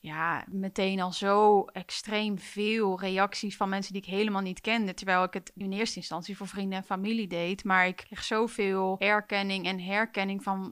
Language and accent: Dutch; Utrecht, Netherlands; ik kom ook uit Utrecht